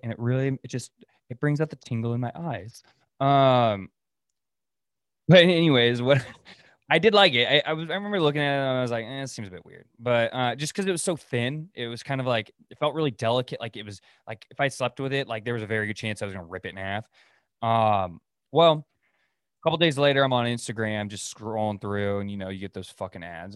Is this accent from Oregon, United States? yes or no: yes; Oregon, United States; moved away as an adult; now in Dallas, United States; we're new to Dallas and they know we're from Oregon